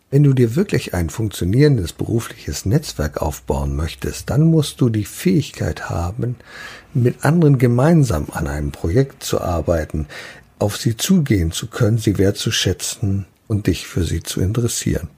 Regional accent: Germany; hier bei uns in Deutschland

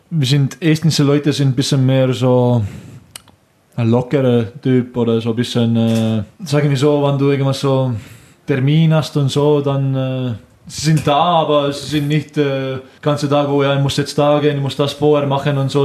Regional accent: Estonia; German is a second language; moved away as an adult; also born or lived in Switzerland; now in Germany; Ich komme aus Estland

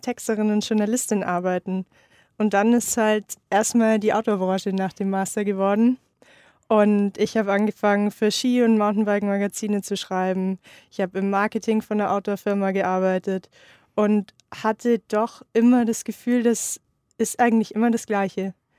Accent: Unterallgäu, Bavaria, Germany; Also ich komme ursprünglich aus dem Unterallgäu, aus einem 700 Einwohner Dorf.

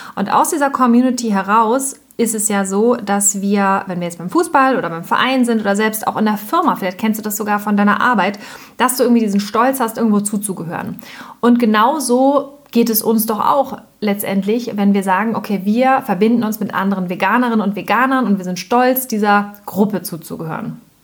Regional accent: Hamburg, Germany; wir kommen jetzt ja zum Beispiel aus Hamburg

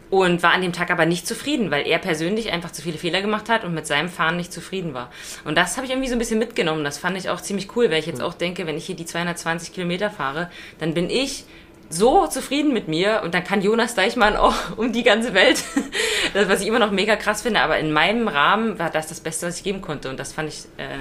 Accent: Brandenburg, Germany; Also bei uns in Brandenburg, da gibt es ja so Radwege, wo so die, die Wurzeln der Bäume so hoch wachsen

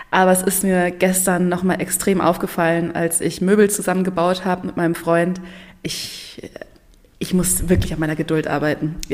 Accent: Munich, Bavaria, Germany; Ich komme ursprünglich aus, auch aus München. Es hat immer, ist ja auch bayerisch und ähm, ja, also quasi ähm, ja, in meiner Hometown mit äh, Pumuckl meine Kindheit verbracht.

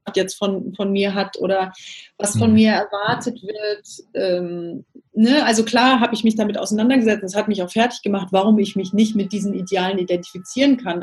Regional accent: Namibia; moved away as an adult; also born or lived in Cape Town / London / Athens / Milan; Ich komme ursprünglich aus Namibia, also bin in Namibia aufgewachsen

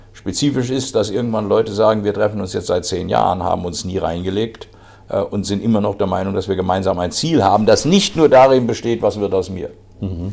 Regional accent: Eschborn, Hesse, Germany; in meinem Heimatdorf, heute Heimatstadt Eschborn

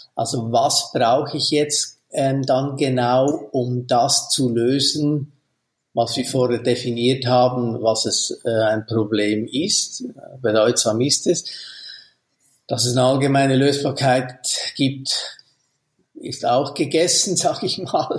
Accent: Switzerland; bei uns in der Schweiz

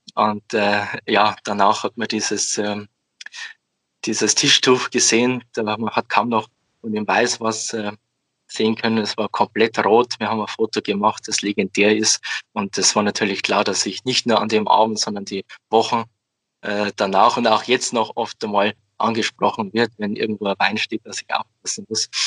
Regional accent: Amberg, Bavaria, Germany; komme aus dem wunderschönen Amberg in der Oberpfalz. Bin äh, aufgewachsen und lebe hier

